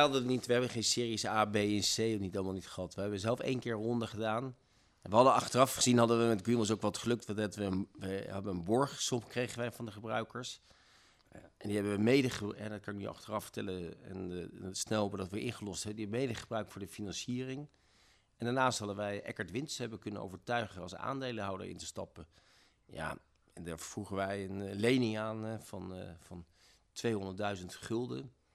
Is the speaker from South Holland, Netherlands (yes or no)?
no; Zwolle, Overijssel, Netherlands; moved away as an adult; also born or lived in Rotterdam; ik kom uit Zwolle